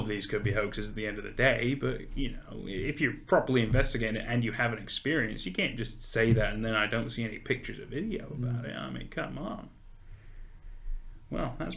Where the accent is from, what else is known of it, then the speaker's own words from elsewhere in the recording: United States; moved away; growing up in the States